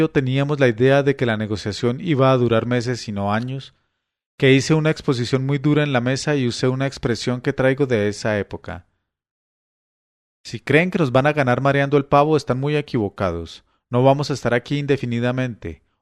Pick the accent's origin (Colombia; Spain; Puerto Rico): Colombia; Eran momentos en que uno se reafirmaba como colombiano y entendía que aunque teníamos enormes diferencias y las seguimos teniendo, todos somos colombianos.